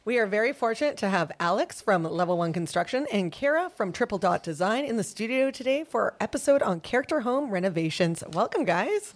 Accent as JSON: {"language": "English", "town": "Vancouver", "region": "British Columbia", "country": "Canada", "tie": "born or raised there", "said": "I grew up in Vancouver"}